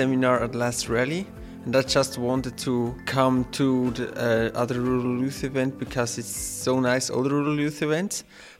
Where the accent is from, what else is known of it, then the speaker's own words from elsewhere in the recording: Switzerland; I'm from Switzerland, from the Landjugend in Switzerland.